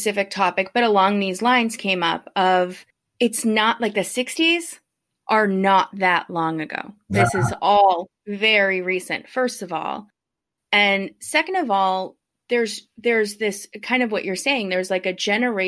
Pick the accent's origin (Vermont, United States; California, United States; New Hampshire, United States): New Hampshire, United States; also born or lived in San Diego / Minneapolis; I am in New Hampshire now. I grew up in New Hampshire